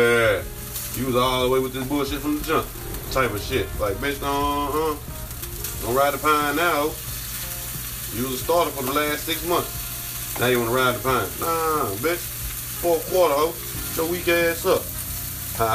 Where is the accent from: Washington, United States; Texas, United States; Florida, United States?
Texas, United States; Dallas; now in Delaware, United States; I'm from Dallas. I live in Delaware